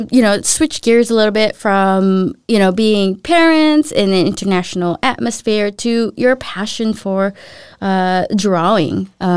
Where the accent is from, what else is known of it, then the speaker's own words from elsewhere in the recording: United States; moved away as an adult; now in Denmark; I learned English very quickly as a five-year-old or four-year-old moving here to the U.S.